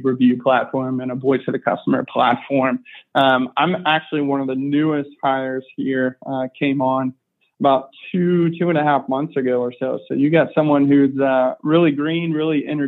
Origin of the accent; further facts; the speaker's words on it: Houston, Texas, United States; also born or lived in New Orleans, Louisiana; I grew up in Houston